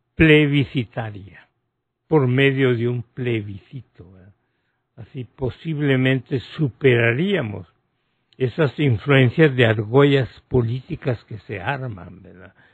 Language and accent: Spanish; Honduras